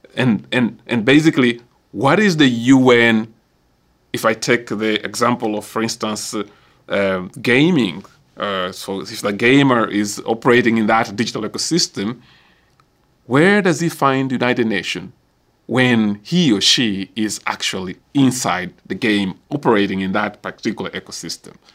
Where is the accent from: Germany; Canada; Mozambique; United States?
Mozambique; my own country, so I can use Mozambique, because I'm from Mozambique